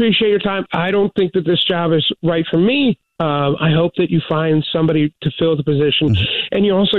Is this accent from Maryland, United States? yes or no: yes; Baltimore, Maryland, United States; moved away as an adult; I'm originally from Baltimore. Moved around after college.